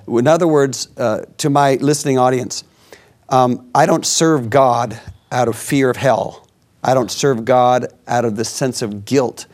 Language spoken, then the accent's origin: English; United States; I'm an American